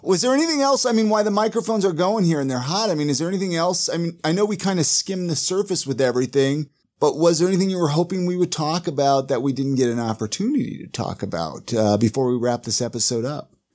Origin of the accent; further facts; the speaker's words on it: Ventura, California, United States; I grew up in Ventura